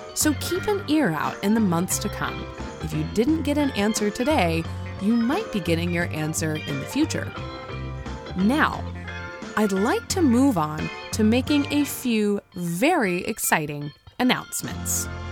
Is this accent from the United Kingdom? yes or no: no; California, United States; my very own hometown here in California